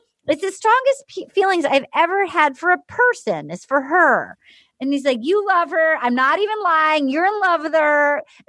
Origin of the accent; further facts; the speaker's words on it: Rhode Island, United States; now in Los Angeles, United States; I'm not from LA. Like, my hometown's in Rhode Island.